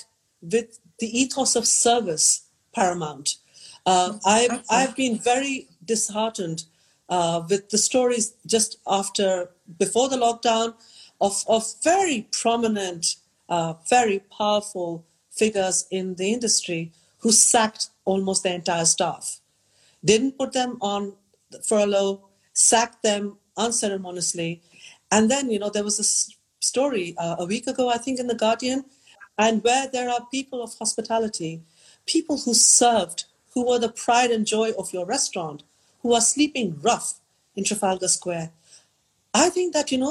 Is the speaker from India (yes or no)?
yes; India; in a place like India, you know, from my hometown, you can see mountain ranges that no one has seen